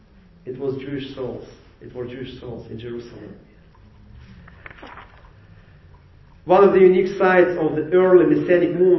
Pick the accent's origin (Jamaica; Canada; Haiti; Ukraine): Ukraine; English is a second language; now in Jacksonville, United States; I came from Ukraine.